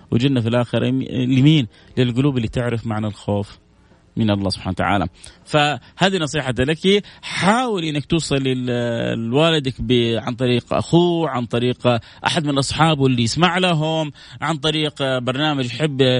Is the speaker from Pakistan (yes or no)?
yes; Pakistan; والله انا مدرس مدرسه آه، ايوه انا باكستاني امي هي بنت عمي هي إيه، في السعوديه